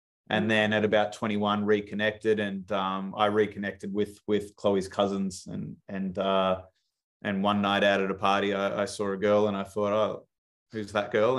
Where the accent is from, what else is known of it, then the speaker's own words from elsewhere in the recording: Melbourne, Victoria, Australia; I grew up in Melbourne in Australia.